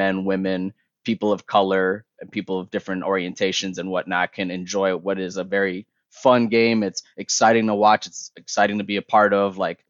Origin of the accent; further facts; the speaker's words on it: Toronto, Ontario, Canada; I'm from Toronto, baby. So like, you know, my parents are from Somalia. Like, they, you know, they go over the ocean, they come to Canada